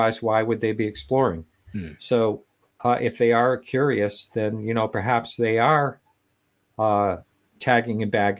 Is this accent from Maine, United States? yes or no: yes; Eliot, Maine, United States; I grew up in Elliott, Maine.